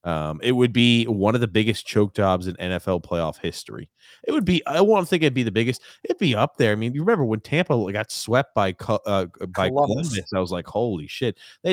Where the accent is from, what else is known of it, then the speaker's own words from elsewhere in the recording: Canada; I'm Canadian. I hate the Leafs, but this country will be rocking if the Leafs win a cup.